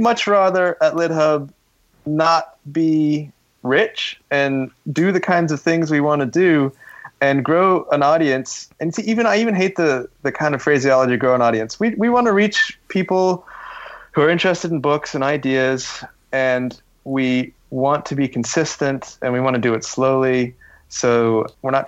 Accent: Canada; moved away; as a Canadian

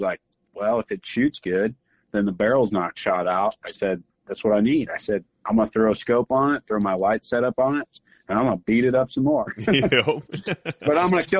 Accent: Missouri, United States; I grew up hunting in Missouri, deer hunting with a 243.

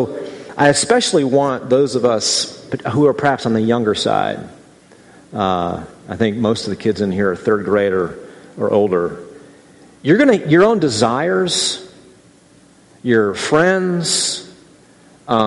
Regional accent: Midwest, United States; as a Midwesterner

